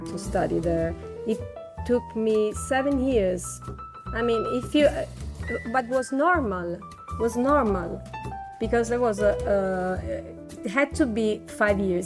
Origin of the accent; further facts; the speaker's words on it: Naples, Campania, Italy; moved away; I was born in Naples.